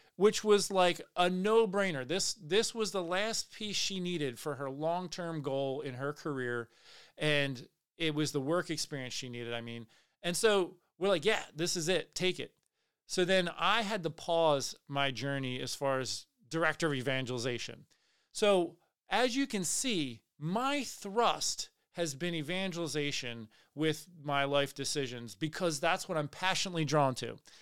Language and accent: English; Pennsylvania, United States; I grew up in Pennsylvania. I lived there most of my life